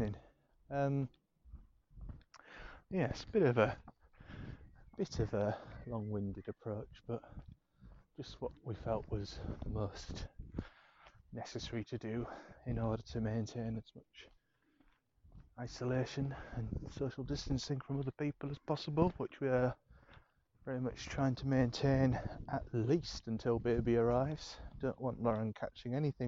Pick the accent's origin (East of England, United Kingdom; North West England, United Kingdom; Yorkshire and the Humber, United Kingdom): Yorkshire and the Humber, United Kingdom; Scarborough; moved away as an adult; now in London, United Kingdom; I learned to drive in my hometown in Scarborough